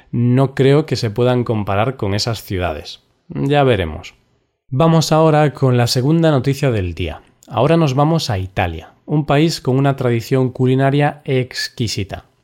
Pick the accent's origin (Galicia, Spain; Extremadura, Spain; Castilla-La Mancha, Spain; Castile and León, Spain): Galicia, Spain; Vigo; Vigo es la ciudad en la que vivo actualmente y es mi ciudad natal, o sea, llevo aquí toda mi vida.